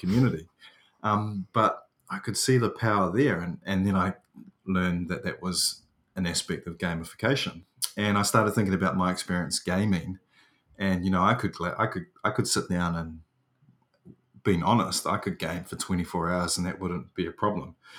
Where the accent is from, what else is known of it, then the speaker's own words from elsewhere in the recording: New Zealand; I'm New Zealanders.